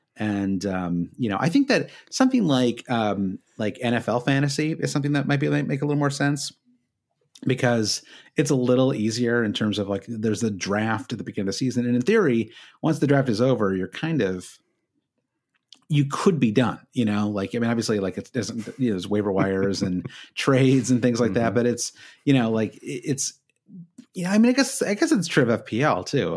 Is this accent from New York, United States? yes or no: no; Michigan, United States; I'm from Michigan